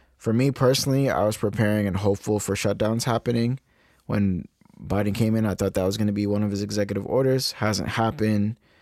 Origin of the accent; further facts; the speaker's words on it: Massachusetts, United States; also born or lived in Cape Verde (ancestry); my home state of Massachusetts